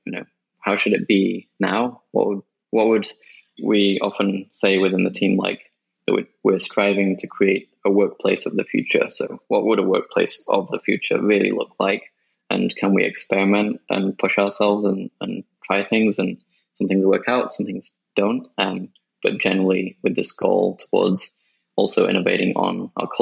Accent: Sheffield, Yorkshire and the Humber, United Kingdom; also born or lived in Japan / Birmingham; I grew up in the UK, and I was in a city called Sheffield for most of my childhood

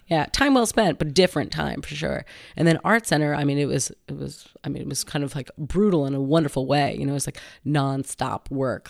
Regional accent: Westchester County, New York, United States; moved away as an adult; now in San Francisco, United States; I grew up in New York, um, Westchester County, which is just north of New York City

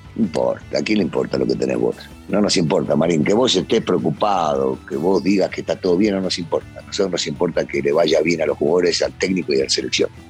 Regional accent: Argentina; yo soy bien argentino

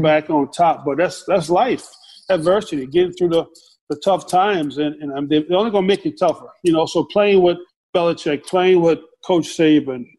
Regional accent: the South, United States; everybody was inspiration for me in my house growing up in the South

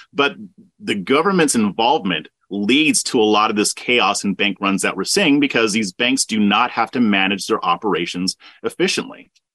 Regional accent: Southern California, United States; moved away as an adult; now in Texas, United States; I was born and raised in Southern California. I moved to Texas about 10 years ago

